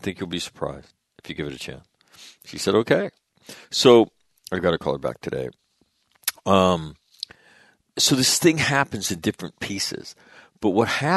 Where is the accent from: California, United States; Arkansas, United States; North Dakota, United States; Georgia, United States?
North Dakota, United States; moved away; I'm from North Dakota. I lived in North Dakota.